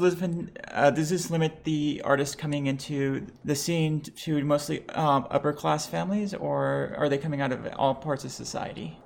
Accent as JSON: {"language": "English", "country": "Lebanon", "moved": "yes", "lives_now": "United States", "said": "I am bi trans Lebanese and recording in America"}